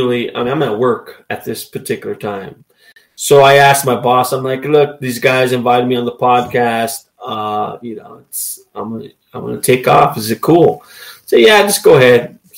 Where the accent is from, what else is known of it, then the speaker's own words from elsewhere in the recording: Los Angeles, California, United States; and I came from Los Angeles, so if that happened in Los Angeles, those persons would be gone in a millisecond.